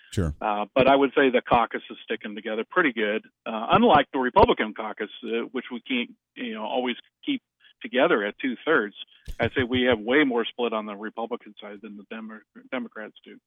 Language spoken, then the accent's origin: English; Kansas, United States; my home state